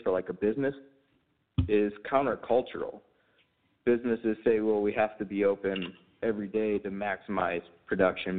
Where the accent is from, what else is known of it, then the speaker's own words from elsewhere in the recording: St. Louis, Missouri, United States; also born or lived in Texas; now in Remsen, United States; I'm from St. Louis